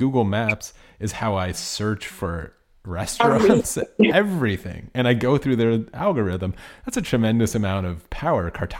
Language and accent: English; United States; I'm from the United States.